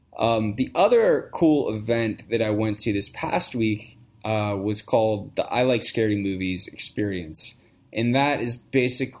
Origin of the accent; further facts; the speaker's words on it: Washington, District of Columbia, United States; now in Los Angeles, United States; I'm from the Washington, D.C. area.